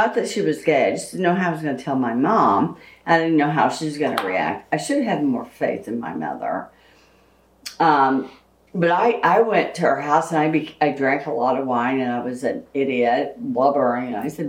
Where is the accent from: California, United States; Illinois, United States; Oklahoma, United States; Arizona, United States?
Oklahoma, United States; We're from Oklahoma.